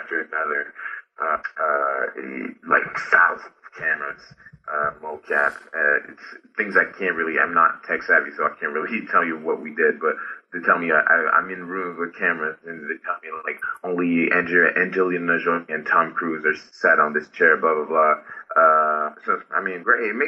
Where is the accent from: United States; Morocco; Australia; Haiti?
Haiti; English is a second language; moved away; I'm from Haiti, I'm Haitian.